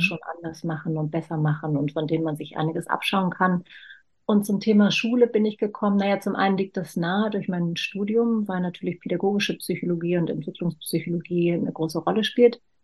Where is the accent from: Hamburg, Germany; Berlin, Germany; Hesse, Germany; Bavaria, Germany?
Berlin, Germany; Ich bin in West-Berlin geboren